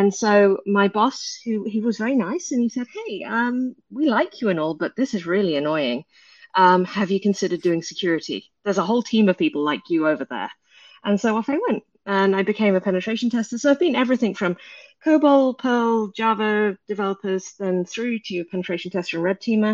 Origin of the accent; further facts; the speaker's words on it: England, United Kingdom; in my hometown in the middle of the UK, you've never heard